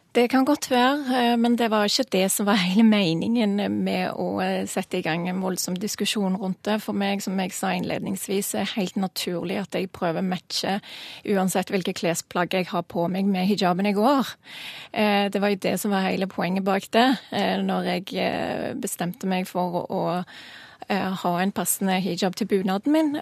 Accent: Norway; jeg er norsk, og er stolt av det

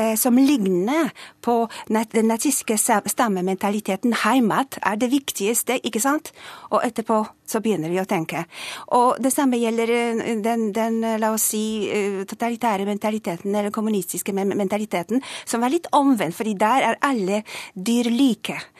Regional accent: Poland; Norwegian is a second language; moved away as an adult; now in Norway; Jeg kom fra Polen

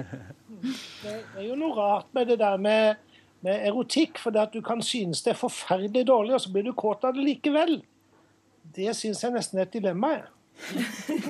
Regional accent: Sørlandet, Southern Norway, Norway; Men jeg er jo fra Sørlandet

